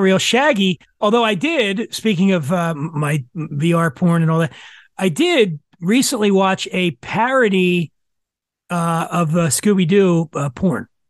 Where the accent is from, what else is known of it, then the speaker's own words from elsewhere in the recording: Philadelphia, Pennsylvania, United States; I grew up in Philadelphia